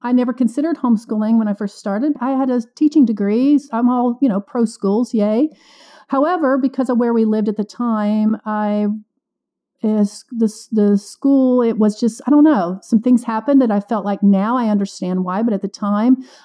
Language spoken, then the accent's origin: English; Illinois, United States; moved away as an adult; also born or lived in Florida / Kansas City / Kentucky / East Tennessee; now in Nashville, United States; I grew up in Illinois, went to college in Florida, moved to Kansas City, then ended up in Kentucky